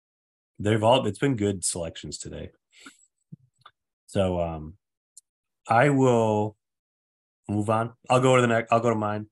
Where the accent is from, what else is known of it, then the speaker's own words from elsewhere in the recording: Saginaw, Michigan, United States; my hometown of Saginaw, Michigan